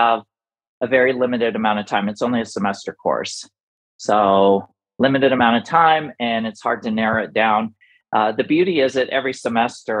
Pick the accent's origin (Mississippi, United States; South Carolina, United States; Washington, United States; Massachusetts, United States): Washington, United States; now in Arizona, United States; I grew up in Washington. I'm now living in Arizona